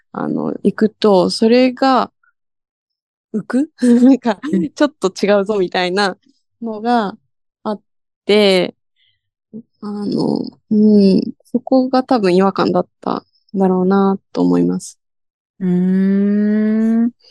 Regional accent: United States; now in Japan; まあアメリカで育ったことプラス、その父の価値観もあり、

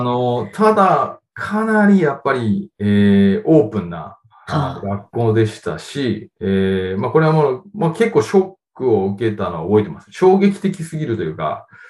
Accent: Japan; 日本で、えー、生まれ育ちました

